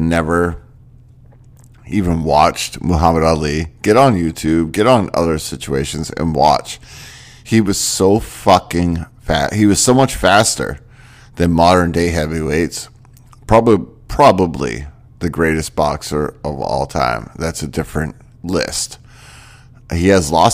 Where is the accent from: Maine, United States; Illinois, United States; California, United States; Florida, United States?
Maine, United States; I grew up in Maine